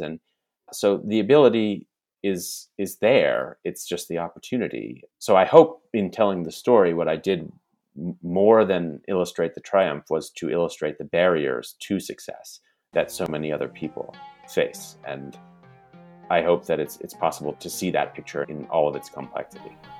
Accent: United States; as an American who does believe in the American project

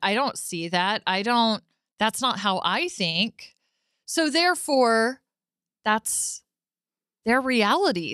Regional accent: Arlington, Texas, United States; I was born and raised in Arlington

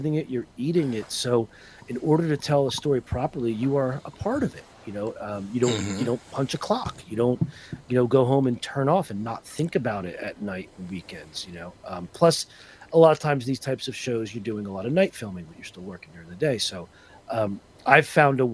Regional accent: Northern New Jersey, United States; also born or lived in Philadelphia; Growing up in Northern New Jersey, Roman Catholic

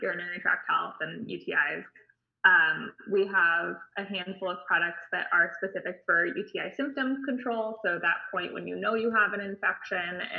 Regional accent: Bay Area, California, United States; also born or lived in Santa Barbara, California; now in San Diego, United States; I grew up in the Bay Area in California

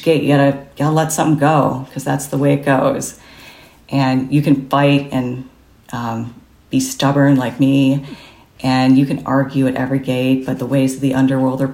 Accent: Midwest, United States; I grew up in the Midwest

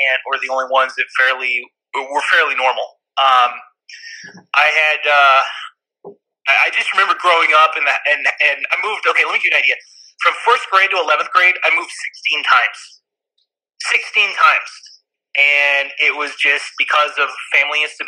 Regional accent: Humboldt County, California, United States; moved away; I grew up in Humboldt County.

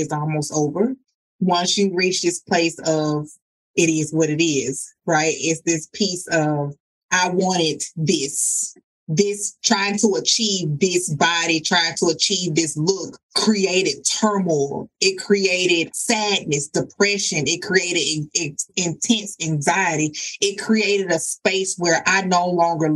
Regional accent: the South, United States; I'm from the South

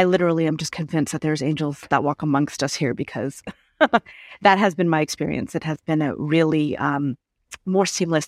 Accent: California, United States; now in Portugal; I knew what it was to be American, born and raised in California. I know what it's like to be American.

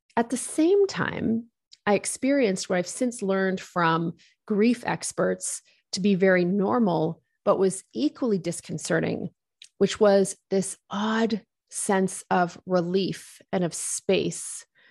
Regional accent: Wolfville, Nova Scotia, Canada; also born or lived in United Kingdom; I grew up in Woolfield, Nova Scotia, which is a college town on the east coast of Canada. We immigrated here from the United Kingdom.

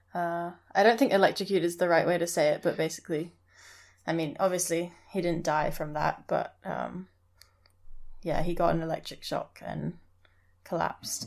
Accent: Hong Kong; moved away; also born or lived in Scotland; I grew up in Hong Kong, but I went to boarding school in Scotland

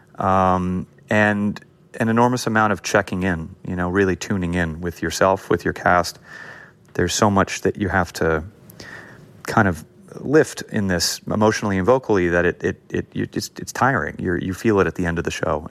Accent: Los Angeles, California, United States; I grew up in an area of L A called Hancock Park

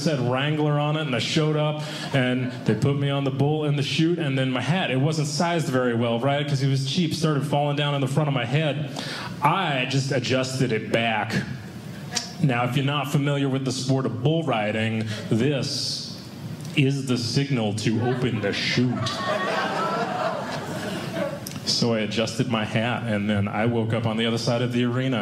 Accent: Boston, Massachusetts, United States; I'm from Boston originally. That's where I've lived most of my life

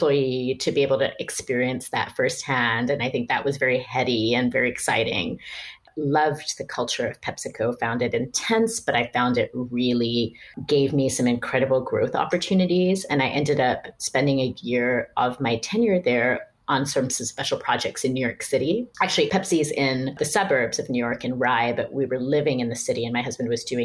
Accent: Pakistan; moved away as an adult; also born or lived in United States; I didn't end up staying in Pakistan for too many years longer

